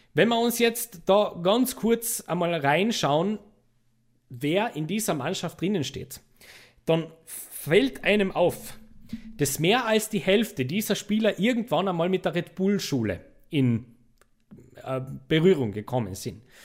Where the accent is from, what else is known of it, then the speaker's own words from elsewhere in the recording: Austria; als Österreicher